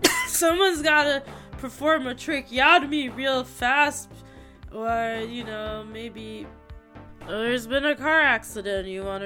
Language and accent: English; Fairfield, United States; I'm from Fairfield